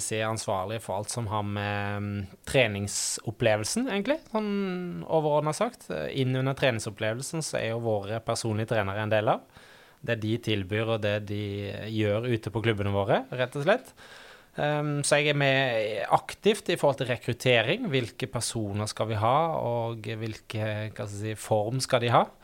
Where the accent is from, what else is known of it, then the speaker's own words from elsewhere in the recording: Øystese, Vestland, Norway; now in Oslo, Norway; Eh, og eh, er fra Hardanger, Øystese. Har en liksom miksa dialekt av alle ting. Eh, så noen tror jeg er fra Haugesund, og noen tipper òg Sørlandet